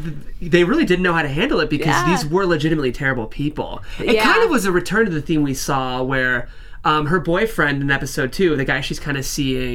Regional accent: Midwest, United States; I grew up in the Midwest.

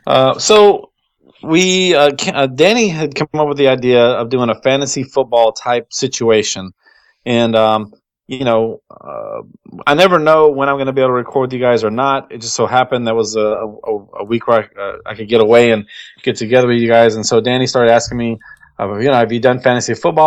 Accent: Texas, United States; I'm from Texas, so I'm not used to this kind of cold.

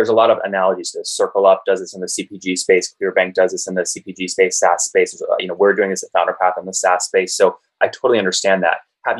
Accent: Loudoun County, Northern Virginia, United States; born or raised there

